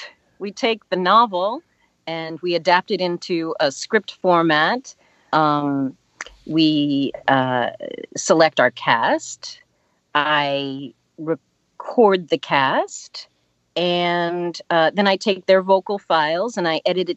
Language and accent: English; Pittsburgh, Pennsylvania, United States; moved away as an adult; also born or lived in Washington, D.C. area; I grew up in Pittsburgh, and then I moved to the DC area